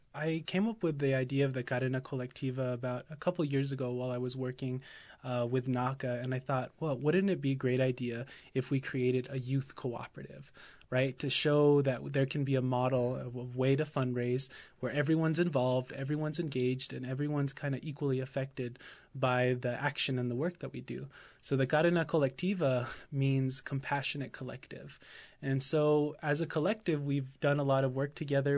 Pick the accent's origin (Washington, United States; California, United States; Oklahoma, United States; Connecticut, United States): Oklahoma, United States; I'm absentee Shawnee from Oklahoma